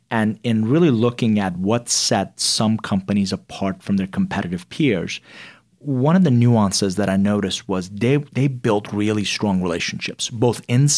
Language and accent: English; Atlanta, Georgia, United States; also born or lived in Iran; It was a rough patch. And, you know, growing up in the outskirts of Atlanta, they didn't know there weren't a whole lot of Iranians there